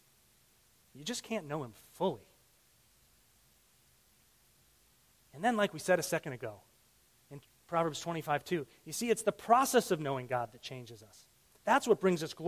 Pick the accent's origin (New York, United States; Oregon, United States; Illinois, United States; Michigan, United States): Illinois, United States; I grew up in Illinois.